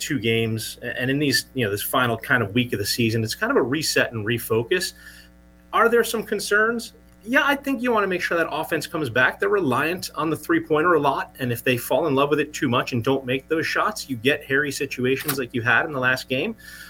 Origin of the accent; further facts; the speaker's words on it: New Jersey, United States; I live in New Jersey, a lot of followers, you know, was born and raised in New Jersey